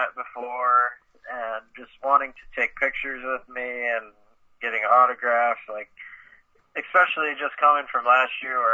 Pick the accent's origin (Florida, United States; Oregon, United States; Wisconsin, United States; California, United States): Wisconsin, United States; Stevens Point; I grew up in Stevens Point fishing the Wisconsin River my whole life